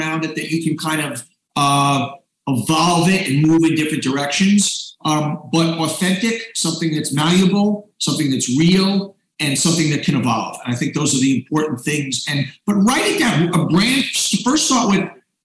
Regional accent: New York City, New York, United States; I grew up in Queens

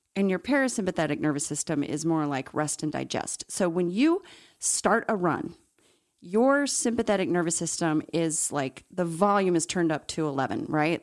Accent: Salt Lake City, Utah, United States; growing up in Salt Lake City, Mormon

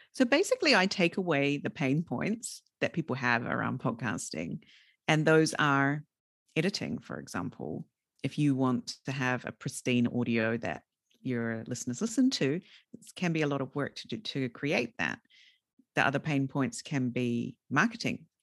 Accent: New Zealand; moved away as an adult; also born or lived in Fukushima Prefecture, Japan; now in Fukushima, Japan; when I was a junior high school student, so sort of twelve, thirteen years old in a very rural area of New Zealand

